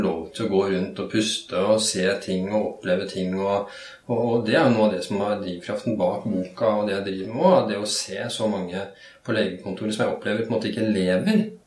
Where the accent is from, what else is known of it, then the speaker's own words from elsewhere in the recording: Norway; jeg vokste opp på, på Rykken, som den gangen var et ganske kaotisk